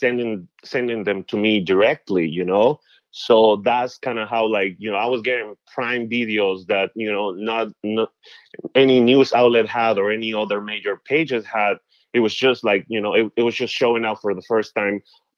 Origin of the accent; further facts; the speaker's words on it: Peru; now in United States; back in Peru, there is like more like classism than racism